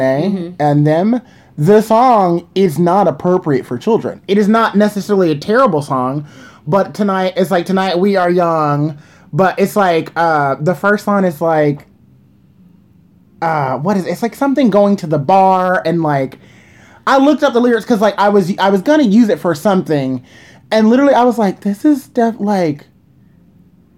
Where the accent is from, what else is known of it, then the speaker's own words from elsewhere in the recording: New York City, New York, United States; I'm a New Yorker